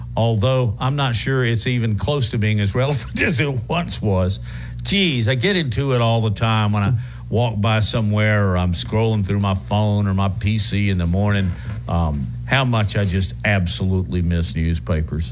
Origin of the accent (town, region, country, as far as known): Huntsville, Alabama, United States; born or raised there